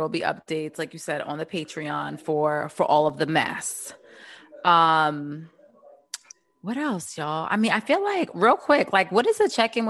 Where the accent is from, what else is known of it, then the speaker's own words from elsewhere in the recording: Baltimore, Maryland, United States; I'm from Baltimore, so you know we only got East and West.